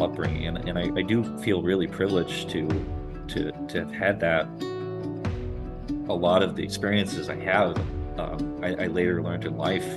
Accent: High Peaks, Adirondacks, New York, United States; now in Buffalo, United States; I grew up in the High Peaks

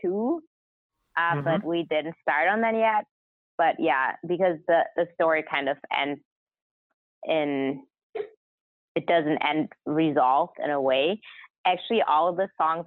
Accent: Hamburg, Germany; first language German; English is a second language; moved away as an adult; now in Los Angeles, United States; my mother language is German because I grew up in Germany

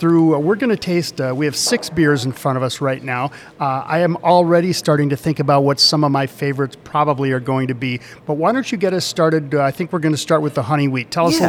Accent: Wisconsin, United States; moved away; Steve and I are both from the Midwest, but he's from the Chicago area and I'm from the Wisconsin area.

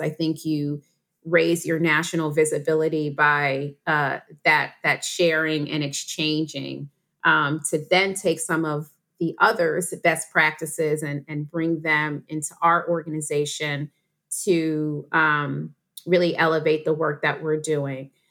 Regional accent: New York, United States; I'm from New York. I went to a place called Westmore Day Nursery

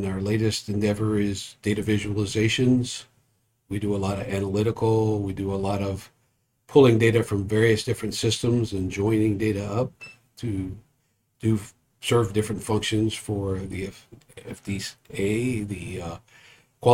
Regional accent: New Orleans, Louisiana, United States; also born or lived in Phoenix / Korea / England Air Force Base; now in San Antonio, United States; I grew up in New Orleans, and then I came to San Antonio

